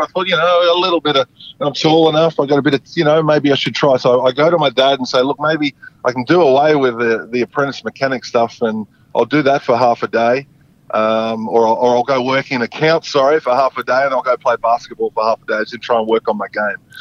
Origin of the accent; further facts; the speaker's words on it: Geraldton, Western Australia, Australia; I'm from Gerald.